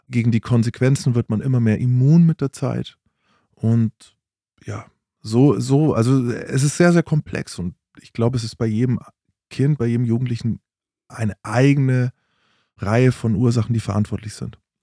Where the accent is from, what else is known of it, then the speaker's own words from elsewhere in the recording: Bavaria, Germany; Ich bin in, in Bayern aufgewachsen